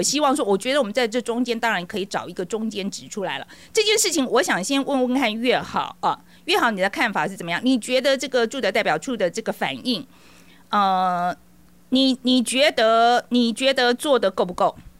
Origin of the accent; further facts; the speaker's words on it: Taiwan; moved away; 我也是台湾的侨民，哦，啊，也是二十几年时间